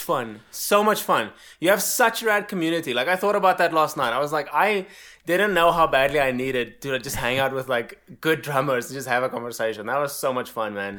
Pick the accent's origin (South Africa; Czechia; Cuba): South Africa; moved away as an adult; now in United States; born and raised in South Africa